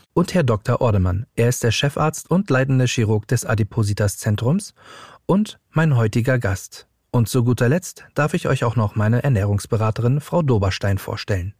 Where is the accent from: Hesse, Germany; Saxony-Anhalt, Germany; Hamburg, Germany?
Hamburg, Germany; now in Berlin, Germany; ich bin 35 Jahre alt und gebürtiger Hamburger und lebe mittlerweile in Berlin